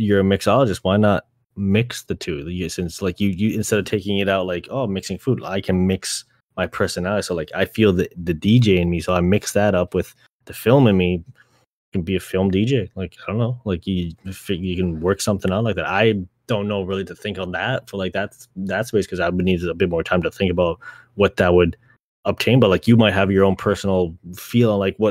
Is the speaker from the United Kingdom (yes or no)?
no; Canada; growing up in Canada